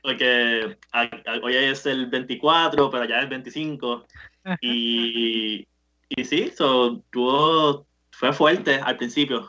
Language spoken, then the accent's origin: Spanish; Bayamón, Puerto Rico; moved away as an adult; yo soy, de Bayamón